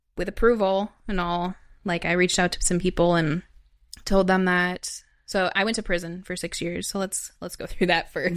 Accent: Wisconsin, United States; also born or lived in Chicago / Madison; I'm from Wisconsin originally, and I grew up in a small town.

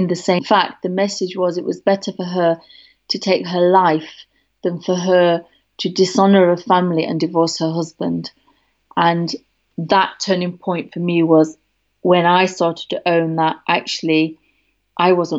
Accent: Derby, East Midlands, United Kingdom; moved away; I'm coming right now back to my hometown in Derby

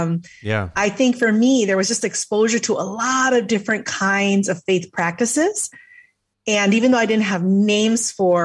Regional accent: just outside of Chicago, Illinois, United States; I grew up just outside of Chicago

